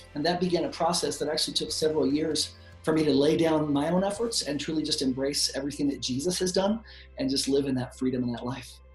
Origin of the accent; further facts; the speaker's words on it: Hawaii, United States; I was born in Hawaii, and I went to a Buddhist preschool